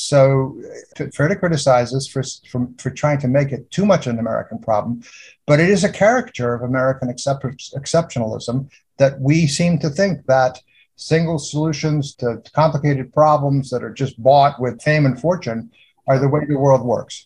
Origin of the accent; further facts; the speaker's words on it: United Kingdom; moved away; I'm British. I was born in the UK